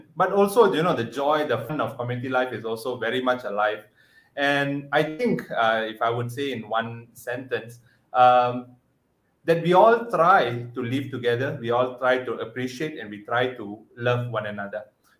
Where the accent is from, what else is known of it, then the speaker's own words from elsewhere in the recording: Ipoh, Perak, Malaysia; moved away as an adult; now in Penang, Malaysia; I come from Perak, Silver State, Ipoh Mali. And I'm from the parish of Our Lady of Lourdes, Slibin. Mm. Yeah, so I've been born and bred there and school.